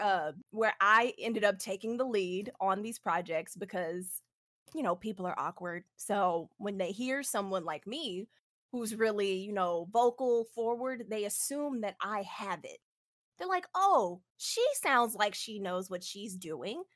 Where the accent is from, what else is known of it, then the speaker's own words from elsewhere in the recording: Houston, Texas, United States; I'm from Space City